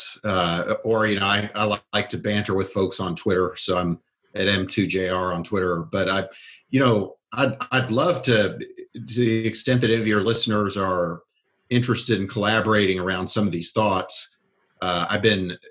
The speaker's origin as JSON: {"language": "English", "region": "Oklahoma", "country": "United States", "tie": "born or raised there", "said": "I grew up in Oklahoma, so I'd never listened to anything but country music until I was a teenager"}